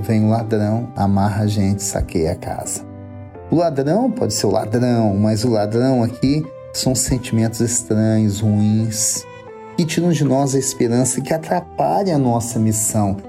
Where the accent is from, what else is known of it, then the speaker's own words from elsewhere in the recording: Minas Gerais, Brazil; eu pergunto como bom mineiro